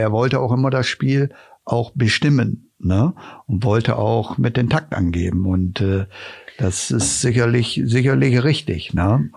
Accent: Osnabrück, Lower Saxony, Germany; ich bin dort aufgewachsen am Stadion und kenne die Mentalität der, der Zuschauer auch

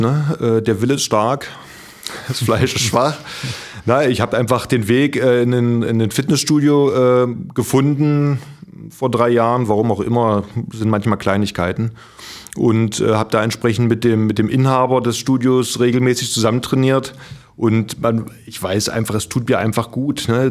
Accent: Magdeburg, Saxony-Anhalt, Germany; moved away as an adult; also born or lived in Kiel / Flensburg; now in Baden, Germany; ich komme aus Magdeburg, äh, hier im Norden

